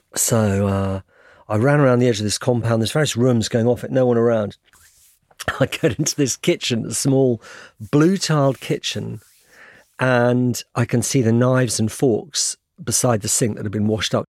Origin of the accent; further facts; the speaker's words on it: United Kingdom; I'm British journalist